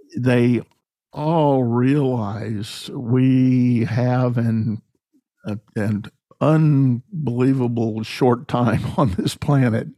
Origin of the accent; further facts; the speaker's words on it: San Antonio, Texas, United States; as a young child, I grew up in San Antonio